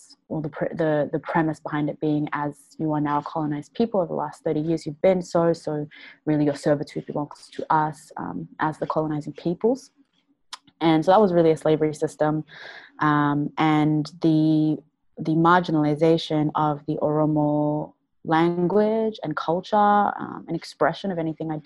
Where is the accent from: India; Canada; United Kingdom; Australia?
Australia; Melbourne, Victoria; also born or lived in Adama, Ethiopia; I was born in Adama and I came to Australia when I was about 2 years old, and I've lived most of my life here in Melbourne